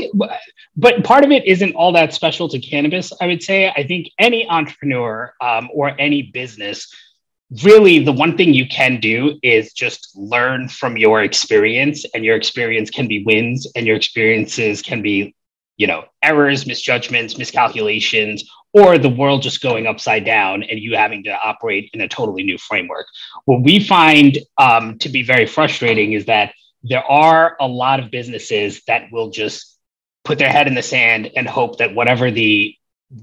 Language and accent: English; New York City, New York, United States; moved away as an adult; now in Los Angeles, United States; I grew up in the Bronx in New York, and, you know, I lived there from 1988 to 2013